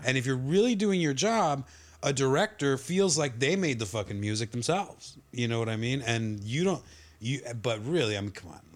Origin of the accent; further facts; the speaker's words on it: Laredo, Texas, United States; we're all from Laredo.